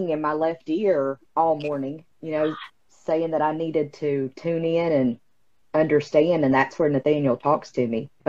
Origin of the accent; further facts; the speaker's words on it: West Virginia, United States; Oh, I'm from West Virginia.